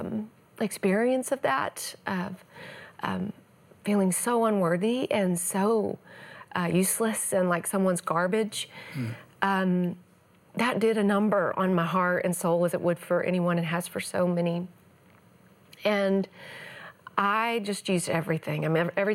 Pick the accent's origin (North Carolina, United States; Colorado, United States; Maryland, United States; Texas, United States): Texas, United States; East; I grew up in the Bible Belt of the world, East Texas